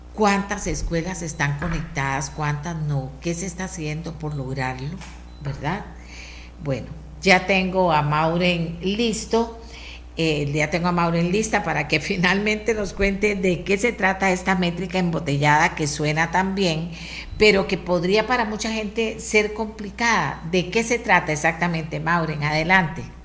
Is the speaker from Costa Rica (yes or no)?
yes; Costa Rica; yo como costarricense